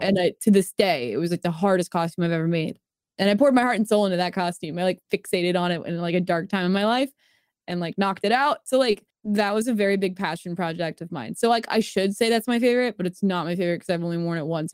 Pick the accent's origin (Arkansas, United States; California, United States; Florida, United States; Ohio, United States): Florida, United States; Jupiter; moved away; I was born in Jupiter, Florida, like the planet, also in the West Palm area